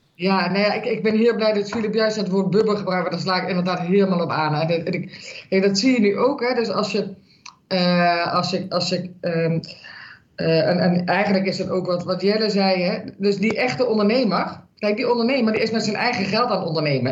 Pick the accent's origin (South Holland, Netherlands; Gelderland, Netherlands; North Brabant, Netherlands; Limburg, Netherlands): Limburg, Netherlands; moved away; ik kom oorspronkelijk uit Limburg.